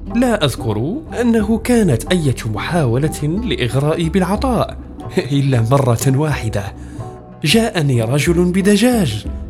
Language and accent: Arabic; Marrakesh, Marrakesh-Safi, Morocco; moved away as an adult; also born or lived in Rabat / El Jadida; انتقلت من مراكش البلد البعيد النائي إلى العاصمة